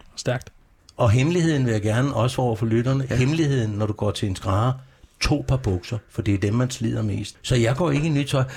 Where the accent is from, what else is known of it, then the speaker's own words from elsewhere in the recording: Copenhagen, Capital Region of Denmark, Denmark; also born or lived in Aarhus; Jeg er opvokset på Vesterbro i København. Jeg er virkelig Vesterbro, da jeg kom til byen, da, da, da jeg var seks år